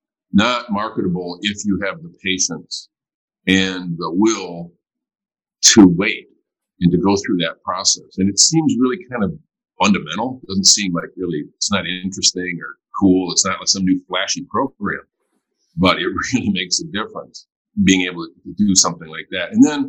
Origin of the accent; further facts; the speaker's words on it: Flint, Michigan, United States; I mean, we, in my hometown, we're very fortunate in that Charles Stewart Mott, one of the founders of General Motors